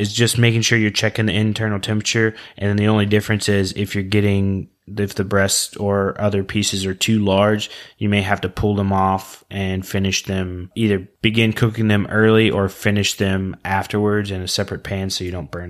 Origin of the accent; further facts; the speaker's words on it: Oklahoma, United States; Everybody that knows it's listened knows that I'm from Oklahoma